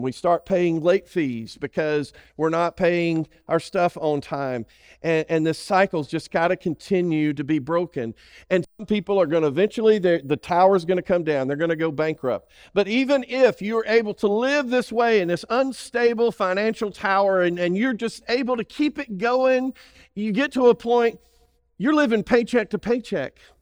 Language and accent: English; Alabama, United States; I'm from Alabama.